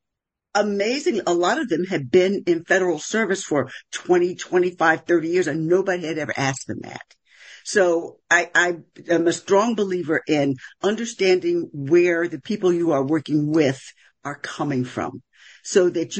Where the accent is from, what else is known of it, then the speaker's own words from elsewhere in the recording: Philadelphia, Pennsylvania, United States; I'm from West Philadelphia